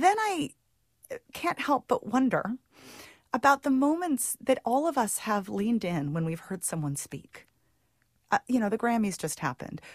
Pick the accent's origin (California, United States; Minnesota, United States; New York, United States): California, United States; Santa Cruz; Santa Cruz, actually, my hometown